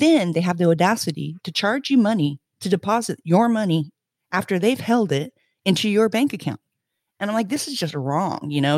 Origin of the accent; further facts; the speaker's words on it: Florida, United States; also born or lived in Indiana, United States / Spain; now in Glasgow, United Kingdom; I'm from the Midwest. I was born in Indiana, hence my name. Um, my family moved to Florida, uh, shortly afterwards